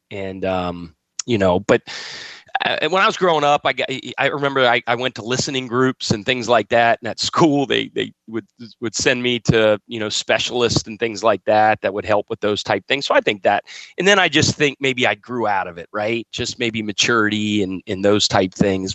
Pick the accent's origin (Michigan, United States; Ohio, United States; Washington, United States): Ohio, United States; Cincinnati; also born or lived in Wyoming / Winston-Salem, North Carolina / Rock Hill, South Carolina; now in Charleston, United States; I eat, sleep, and drink the Cincinnati Reds and the Cincinnati Bengals. Um, that's my hometown